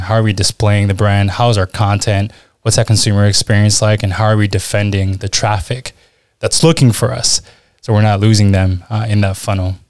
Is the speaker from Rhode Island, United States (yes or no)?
no; Washington, District of Columbia, United States; accent: American; moved away as an adult; also born or lived in Lima, Peru / Utah / Spain / Switzerland; now in Southern Germany; I grew up in Washington, D C, which is why you, you hear the accent